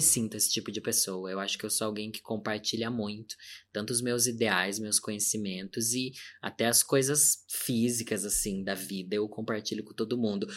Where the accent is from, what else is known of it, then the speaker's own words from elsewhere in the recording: Sorocaba, São Paulo, Brazil; Sou do interior de São Paulo, da cidade de Sorocaba